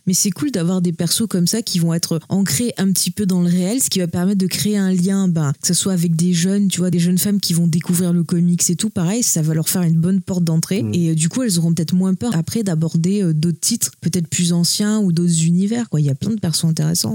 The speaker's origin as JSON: {"language": "French", "country": "France", "said": "nous on est français"}